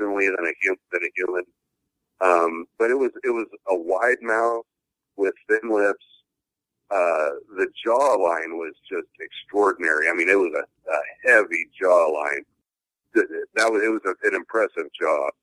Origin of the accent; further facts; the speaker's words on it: the Northwest, Pacific Northwest, United States; growing up in the Northwest being fifth generation